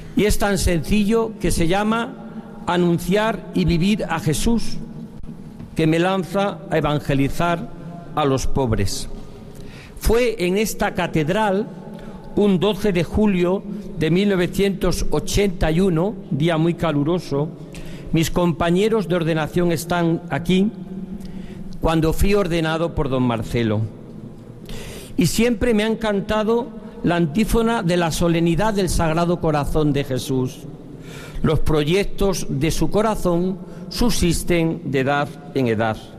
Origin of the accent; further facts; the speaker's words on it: Diocese of Coria-Cáceres, Extremadura, Spain; moved away; also born or lived in Valladolid; Volvía de obispo a mi tierra de origen